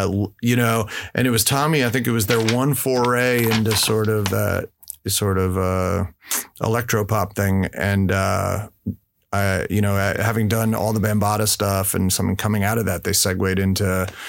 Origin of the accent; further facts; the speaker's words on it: New York, United States; now in Sausalito, United States; growing up in New York